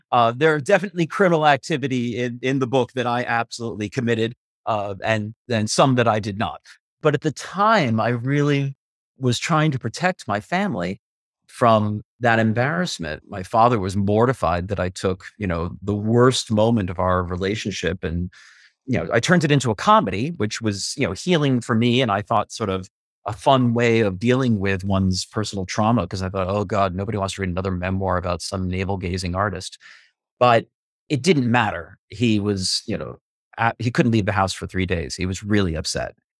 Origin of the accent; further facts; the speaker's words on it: Westfield, New Jersey, United States; also born or lived in Bayonne, New Jersey / Manhattan, New York; now in New York City, United States; I am from Bayonne, New Jersey, but raised in a little town called Westfield, and I live now on the Upper West Side of Manhattan by Lincoln Center